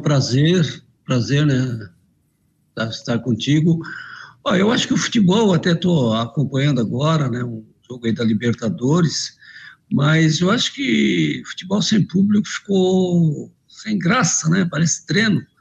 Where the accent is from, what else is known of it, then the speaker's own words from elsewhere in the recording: Criciúma, Santa Catarina, Brazil; Eu sou de Criciúma